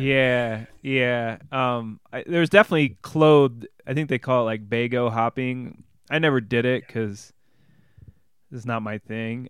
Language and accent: English; Bloomington, Illinois, United States; moved away as an adult; I grew up in, in Bloomington Normal